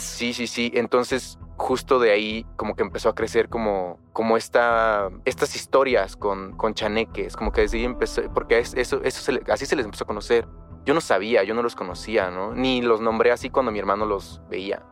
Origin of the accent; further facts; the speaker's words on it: Chiapas, Mexico; Soy de un pueblo en Chiapas, es un pueblo pequeño